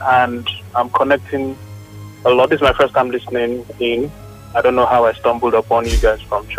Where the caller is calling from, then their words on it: Lagos, Nigeria; I'm calling from Bariga.